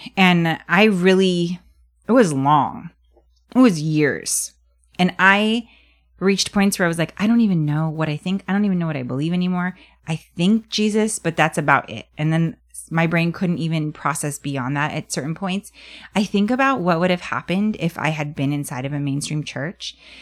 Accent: United States

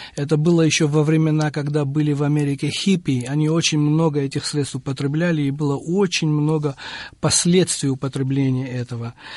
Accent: Batumi, Adjara, Georgia; moved away as an adult; also born or lived in Providence, United States; now in United States; я родился в городе Батуми, Аджарская автономная республика, она тогда была, это Грузия, в 1959

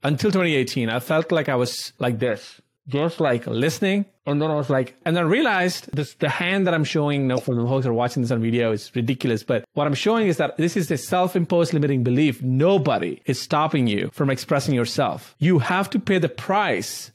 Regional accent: India; moved away; I grew up in India

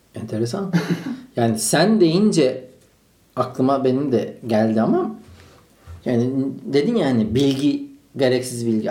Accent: Malatya, Turkey; now in Istanbul, Turkey

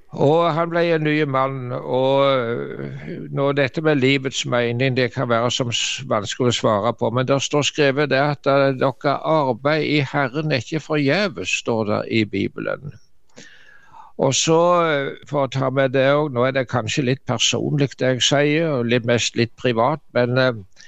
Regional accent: Varhaug, Rogaland, Norway; hjemme på Varhaug, der så jeg vokste opp i Dubland, som vi sa

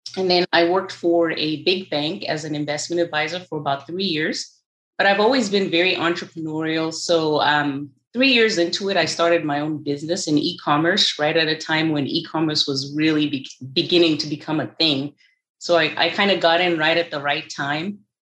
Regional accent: Zimbabwe; moved away as an adult; now in United States; I was born and raised in Zimbabwe. I came to the United States at the age of 19.

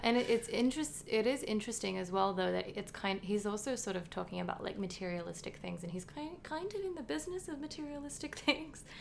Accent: Australia; being like Australian

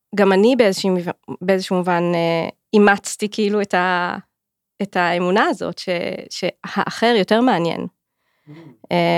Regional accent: Clil, Northern District, Israel; also born or lived in Jerusalem / London; גדלתי בכליל

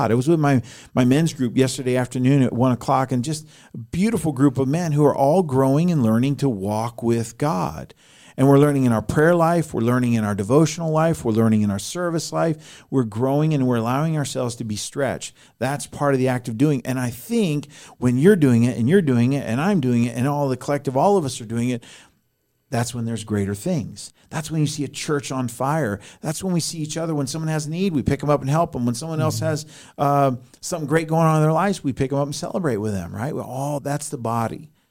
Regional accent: Colorado, United States; moved away; I'm a refugee from Colorado.

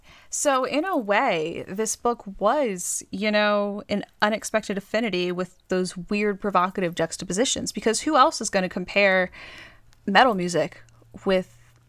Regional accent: Pennsylvania, United States; I mean, live isn't terrible, but keep in mind, I grew up in Central PA, and the band … with their hit … is from York.

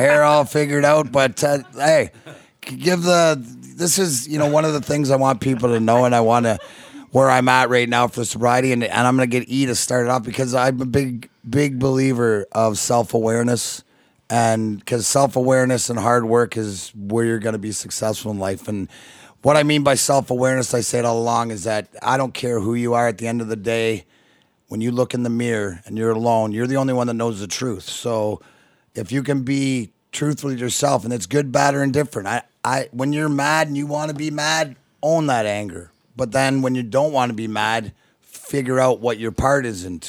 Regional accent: Leamington, Ontario, Canada; also born or lived in Michigan, United States; now in Florida, United States; I reside in Florida, but, you know, I'm consider myself stepson of Michigan and reside up here, but I am Canadian. I'm from Leamington

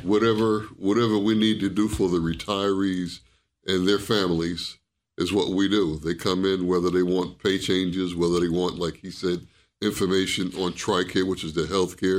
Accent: New York, United States; also born or lived in Germany; now in Fort Campbell, United States; I'm a New Yorker from the, from the big city.

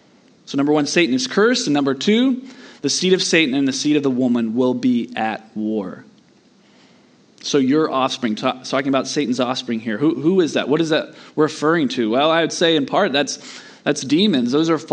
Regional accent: Southeast, United States; But I grew up in the Southeast, and if you've ever lived out west in those kinds of places

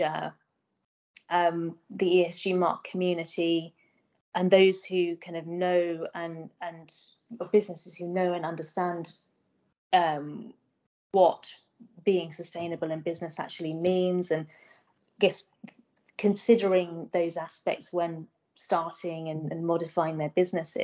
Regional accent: Medway, South East England, United Kingdom; moved away as an adult; also born or lived in Oxford; I grew up in Medway. Was there for school until I was 18

